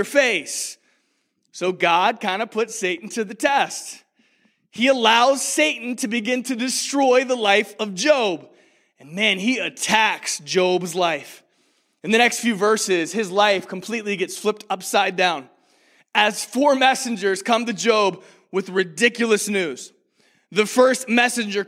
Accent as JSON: {"language": "English", "town": "Rockford", "region": "Illinois", "country": "United States", "tie": "born or raised there", "also_born_or_lived": "Lynchburg, Virginia", "said": "to Rockford, Illinois, where I grew up."}